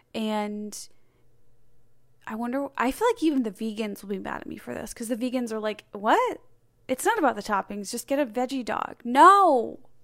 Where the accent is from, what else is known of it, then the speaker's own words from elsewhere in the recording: Chicago, Illinois, United States; I'm from Chicago